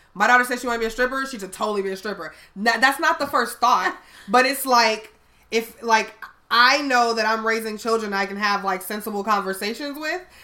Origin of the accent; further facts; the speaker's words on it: Chicago, Illinois, United States; I'm from Chicago